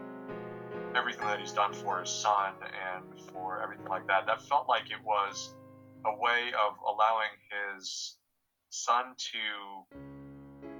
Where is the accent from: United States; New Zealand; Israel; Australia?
United States; as a American